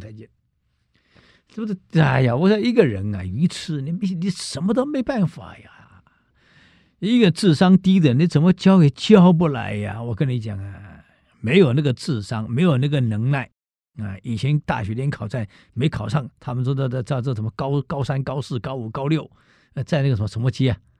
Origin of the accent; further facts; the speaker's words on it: Taiwan; 我们台湾人没有真正被冻过